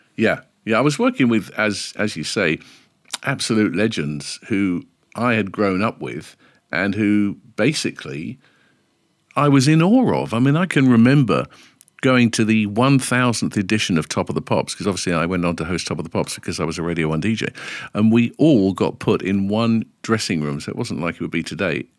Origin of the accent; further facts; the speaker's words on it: London, United Kingdom; also born or lived in Stanmore / Edgware; Originally from London, and I was born, I believe, according to my ninety-three-year-old mum